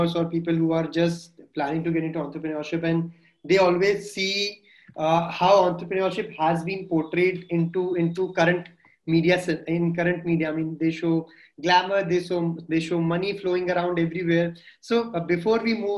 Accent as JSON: {"language": "English", "area": "Marwar", "region": "Rajasthan", "country": "India", "said": "I'm from Marwad."}